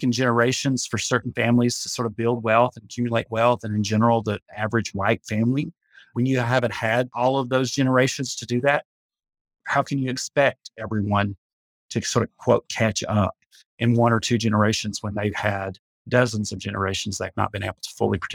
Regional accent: Appalachia, United States; about being an Appalachian, and you know, multiple generations of my ancestors were not paid money

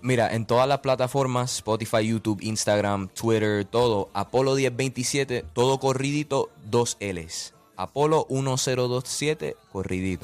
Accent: Orlando, Florida, United States; yo vengo de Orlando

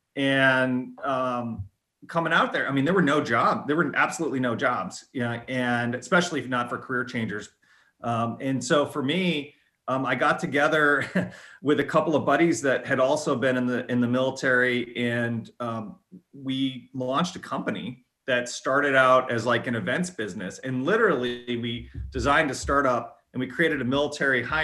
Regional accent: Lily Lake, Illinois, United States; moved away as an adult; also born or lived in Boston; now in Cincinnati, United States; I grew up uh, in actually a farm community about uh, 50 miles west of Chicago. Uh, okay. Way west, far, far west suburbs, um, Lily Lake, Illinois

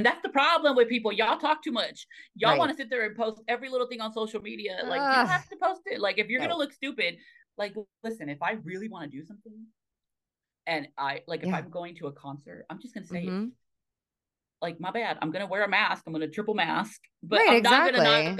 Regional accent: Tequila, Jalisco, Mexico; Listen, my hometown is Tequila, Mexico.

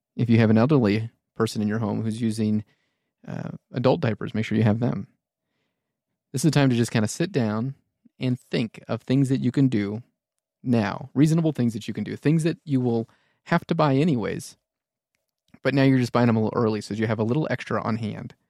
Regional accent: United States; being American

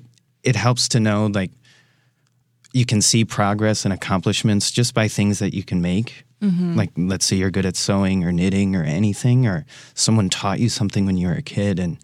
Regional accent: Racine, Wisconsin, United States; moved away as an adult; now in Milwaukee, United States; I come from Racine, Wisconsin, so I'm a local boy

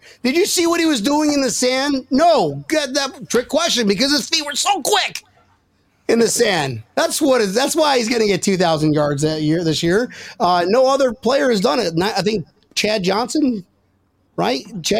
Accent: United Kingdom; accent: British; I'm not from Australia. I'm from Great Britain.

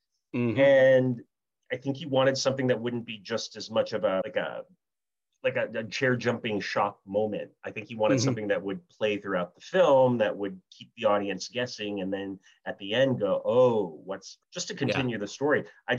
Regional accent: California, United States; also born or lived in Los Angeles; I moved to Southern California from Northern California. My family was kind of gypsies. We were originally from back east, then we moved out west when I was a little kid. We lived in Los Angeles for several years

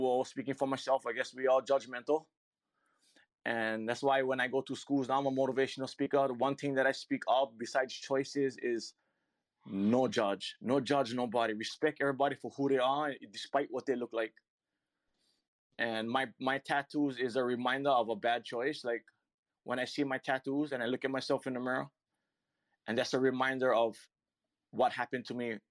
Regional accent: Hawaii, United States; I'm from Hawaii

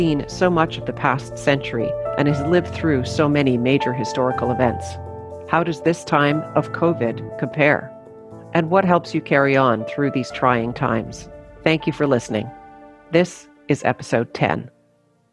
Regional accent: Peace River, Alberta, Canada; I was born in Peace River

